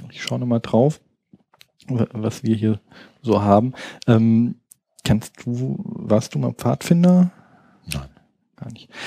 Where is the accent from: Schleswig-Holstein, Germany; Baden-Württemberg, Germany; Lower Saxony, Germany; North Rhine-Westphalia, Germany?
Baden-Württemberg, Germany; Also ähm, ich komme jetzt aus Baden-Württemberg, wo es diese Trennung sozusagen vom Baden, was äh, überwiegend katholisch ist und Württemberg, was überwiegend dann so die klassischen kalvinistischen äh, Protestanten sind